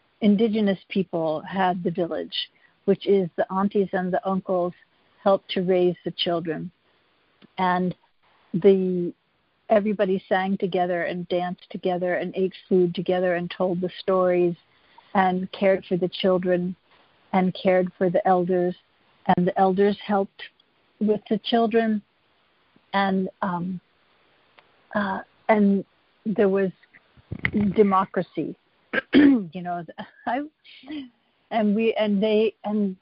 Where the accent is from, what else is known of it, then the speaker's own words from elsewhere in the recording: Pittsburgh, Pennsylvania, United States; also born or lived in rural Virginia; now in California, United States; I grew up in Pittsburgh, Pennsylvania